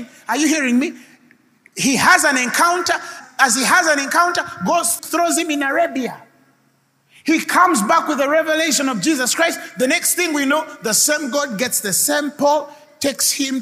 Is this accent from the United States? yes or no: no; Kampala, Central Region, Uganda; also born or lived in Zambia; I was born in Zambia, raised there. Right? Why my father was Roman Catholic then? Why we shifted to Kawempe? Why I went in Kawempe and played football